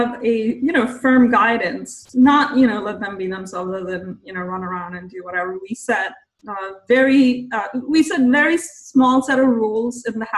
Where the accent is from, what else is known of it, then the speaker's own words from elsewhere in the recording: India; moved away as an adult; now in United States; I grew up in India